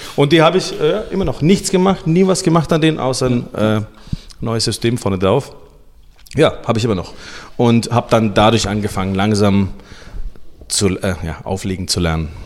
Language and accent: German; Nuremberg, Bavaria, Germany; also born or lived in Sibiu, Romania; ich bin geboren in Rumänien, ähm, in Hermannstadt. Und wir sind dann ausgewandert 1987 ähm, mit meiner Familie nach Deutschland, nach Nürnberg damals